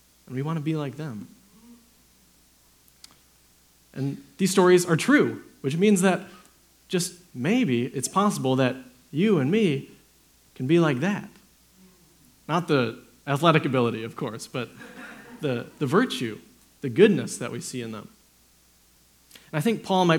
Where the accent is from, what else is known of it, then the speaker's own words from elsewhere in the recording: Wisconsin, United States; moved away; I'm from Wisconsin